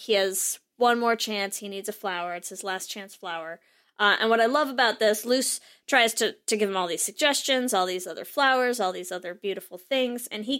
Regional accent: United Kingdom; accent: British; who are just going to come on and shit all over our British accents.

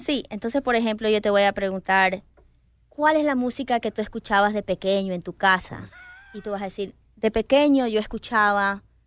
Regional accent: Ecuador; soy de Ecuador

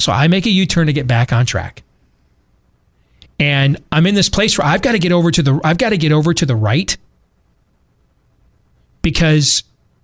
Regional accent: Iowa, United States; I said, Iowa

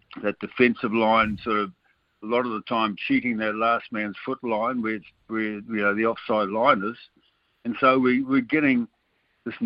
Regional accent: New Zealand; We're a different, you know, rugby country over here

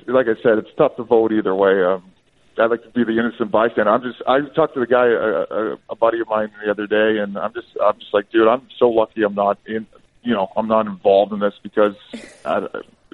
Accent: Sault Ste. Marie, Ontario, Canada; I was from Sault Ste. Marie, so we played for the Greyhounds

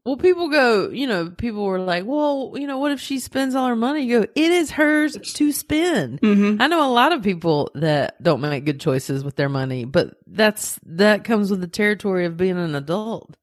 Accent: the South, United States; I am Southern

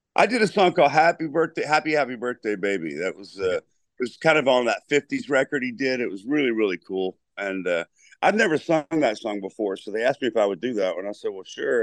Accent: Lynchburg, Virginia, United States; moved away; I'm from the Berg

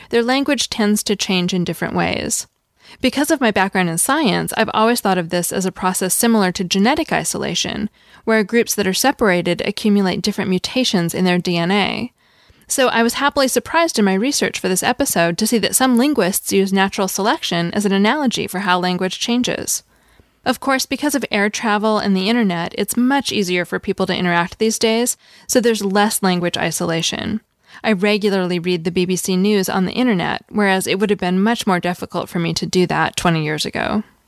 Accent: Seattle, Washington, United States; moved away; also born or lived in California; I grew up in Seattle, and we called it pop. When I moved to California, I noticed that everyone called it soda

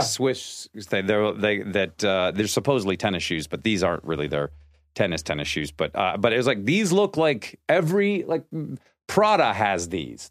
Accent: Seattle, Washington, United States; I grew up in Seattle, and I went to the University of Washington

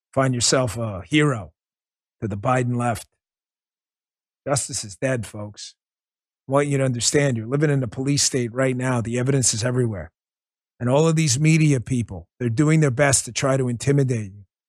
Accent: New York City, New York, United States; When I grew up in New York City and I was a cop over there

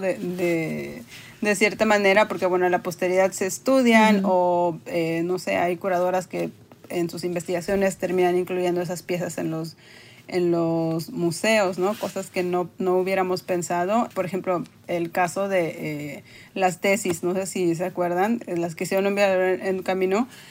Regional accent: Tampico, Tamaulipas, Mexico; also born or lived in Monterrey; yo soy de Tampico, Tamaulipas, y eh, no es una ciudad que tenga museos de arte

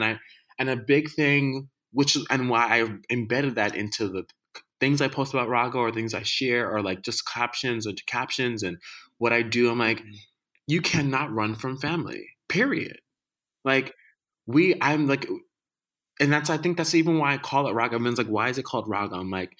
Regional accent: Jamaica; but I'm Jamaican. Like, you raised me as a Jamaican kid, you know, like I'm eating the same food as you.

